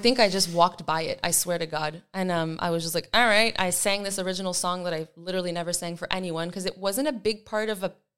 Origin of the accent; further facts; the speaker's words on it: Eastern Ontario, Canada; I'm from Eastern Ontario. Yeah. So the easternmost part. I grew up a border baby with Quebec